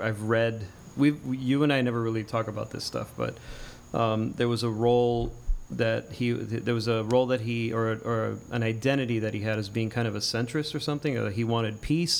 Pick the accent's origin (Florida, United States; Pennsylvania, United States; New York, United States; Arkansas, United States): Florida, United States; Miami; I'm Cuban American, born here.